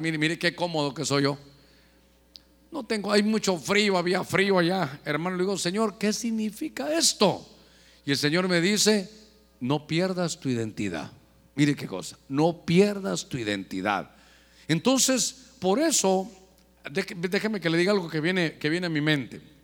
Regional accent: Guatemala; moved away; allá en mi tierra, allá donde nací en Guatemala

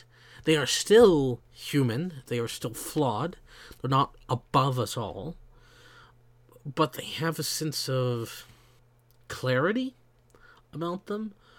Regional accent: the South, United States; I grew up in the South, in the United States. I have certain things that are symbolic of my upbringing, but I don't act like every other Southerner

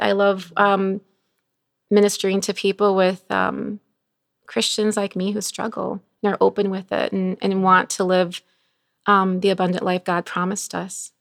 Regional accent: Bolingbrook, Illinois, United States; also born or lived in Chicago; I grew up in Bowling, well, Chicago, then Bolingbrook

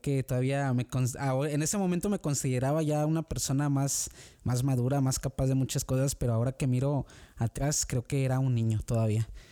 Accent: San Luis de la Paz, Guanajuato, Mexico; moved away as an adult; now in Oxford, United States; yo soy originario de, de Guanajuato, México, este, de un pueblo pequeñito que se llama San Luis de la Paz

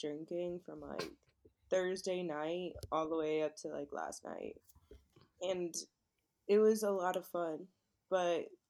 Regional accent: Florida, United States; Black guy I'm from Florida.

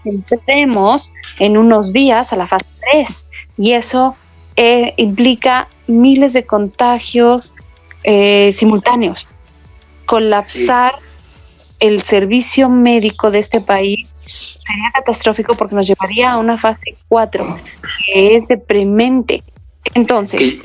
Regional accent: Mexico

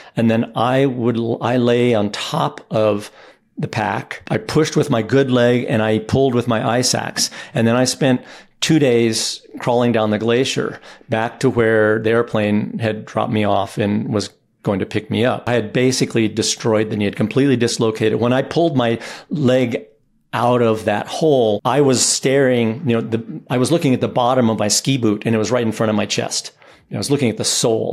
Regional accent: Boulder, Colorado, United States; I grew up in Boulder, Colorado

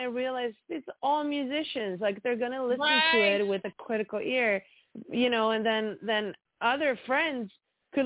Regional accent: Sweden; now in Los Angeles, United States; I'm from Sweden

